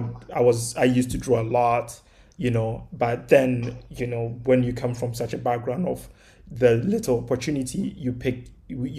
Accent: Kumasi, Ashanti, Ghana; moved away as an adult; now in New York, United States; I grew up in Kumasi. It's the second largest city in Ghana

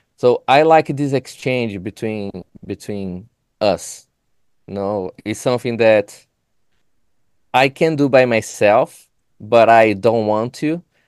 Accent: São Paulo, Brazil; English is a second language; moved away as an adult; now in Chicago, United States; I am an immigrant from Brazil. I came here to do my, my master degree

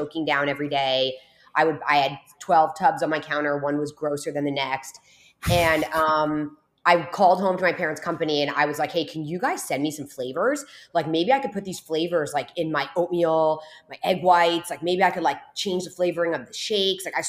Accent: New Jersey, United States; now in South Florida, United States; I'm born and raised in New Jersey. I'm down here in South Florida right now, but I'm from New Jersey

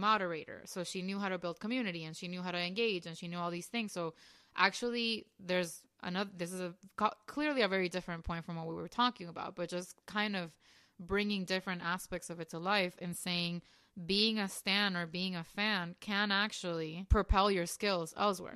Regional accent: Venezuela; also born or lived in Colombia; now in Miami, United States; I was born in Venezuela, but my mom is Colombian

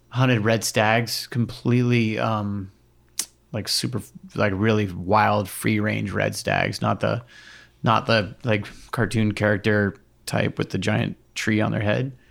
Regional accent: Hawaii, United States; So I grew up in the ocean. All my friends were fishermen, and and and fishing and hunting is kind of like seen in the same way in Hawaii.

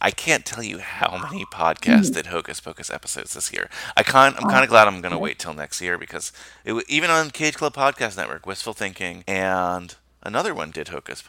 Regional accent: New York, United States; You should come to my hometown of New York one of these days for Halloween because the village parade here is pretty awesome.

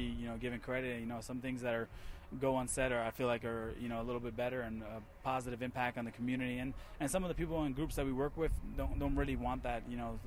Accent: New Jersey, United States; I grew up in Jersey.

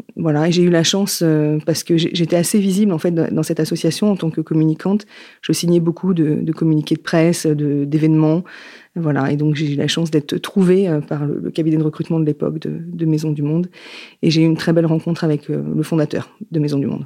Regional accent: Yvelines, Île-de-France, France; moved away as an adult; also born or lived in Paris; now in Nantes, France; Je vis à Nantes après une période parisienne, parce que je suis née dans les Yvelines, et j'ai déménagé il y a à peu près dix ans

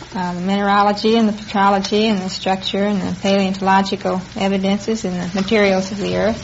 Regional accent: Waco, Texas, United States; I was born in Waco.

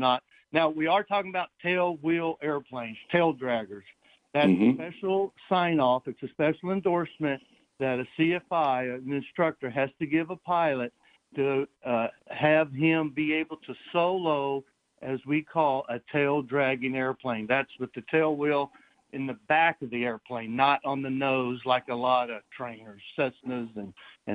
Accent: Nashville, Tennessee, United States; moved away as an adult; now in California, United States; I grew up in Nashville, Tennessee

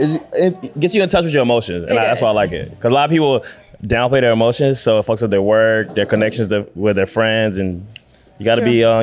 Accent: Virginia, United States; now in Los Angeles, United States; We're from Virginia.

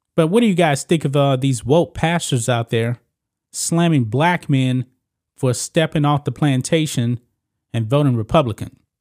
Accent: Texas, United States; my home state of Texas

